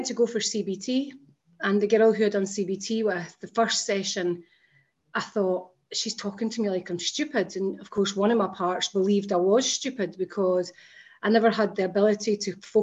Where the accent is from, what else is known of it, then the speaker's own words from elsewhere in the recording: Scotland, United Kingdom; I grew up in Scotland